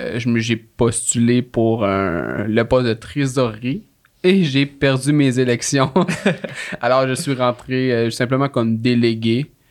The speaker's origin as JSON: {"language": "French", "area": "Laurentides", "region": "Quebec", "country": "Canada", "moved": "as an adult", "lives_now": "Quebec City, Canada", "said": "je viens pas de la ville de Québec. Là. Je viens des Laurentides"}